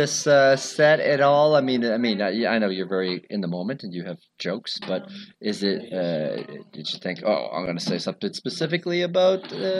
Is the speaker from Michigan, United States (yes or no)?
no; North Shore, Massachusetts, United States; I'm from the North Shore.